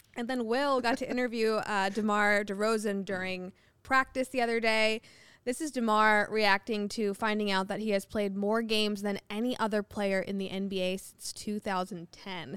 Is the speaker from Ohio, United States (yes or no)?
yes; Ohio, United States; I'm from Ohio